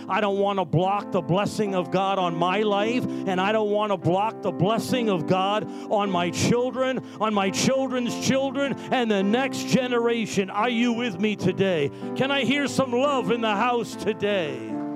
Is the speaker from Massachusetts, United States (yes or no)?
yes; Massachusetts, United States; also born or lived in New York; now in New York City, United States; I'm from Massachusetts. We come from a religious background